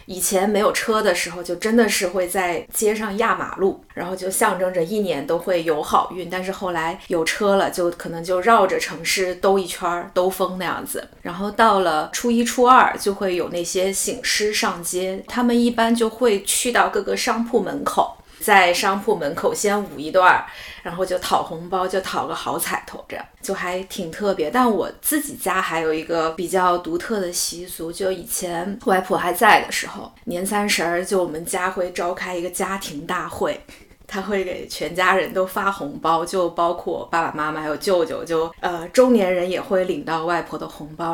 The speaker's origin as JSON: {"language": "Chinese", "region": "Guangxi", "country": "China", "tie": "born or raised there", "moved": "yes", "lives_now": "Beijing, China", "said": "我的家乡在广西就是非常典型的南方过春节的这种习俗啦"}